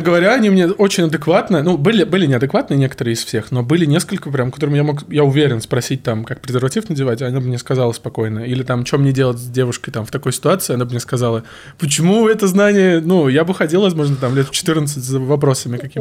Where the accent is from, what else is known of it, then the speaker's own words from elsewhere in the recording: Volzhsky, Volgograd Oblast, Russia; Я из Волгоградской области. Город Волжский — это рядом с Волгоградом